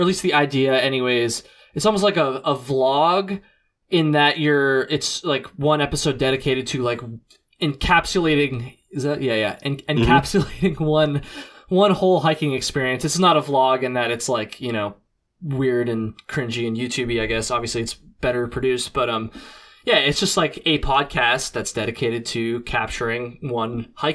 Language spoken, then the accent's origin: English; Vermont, United States; accent: Vermonter; My Vermonter accent's coming out